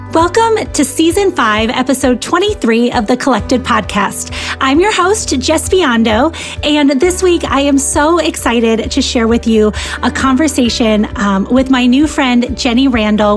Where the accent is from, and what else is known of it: Michigan, United States; born or raised there